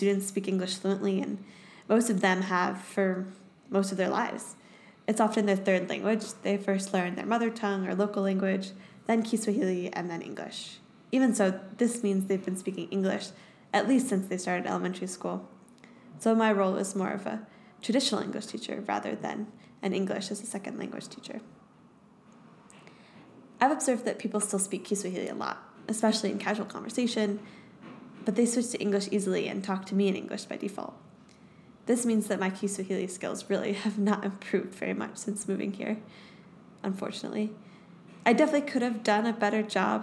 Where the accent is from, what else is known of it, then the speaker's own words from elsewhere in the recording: United States; accent: American; moved away as an adult; now in Nairobi, Kenya; standing in front of my classroom of Kenyan students with my American accent